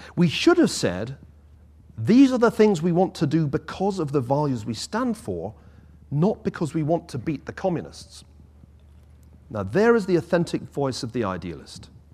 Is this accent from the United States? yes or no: no; Scotland, United Kingdom; as a Scotsman